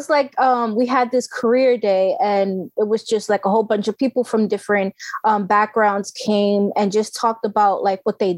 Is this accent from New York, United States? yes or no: yes; New York City, New York, United States; I was born and raised in the South Bronx.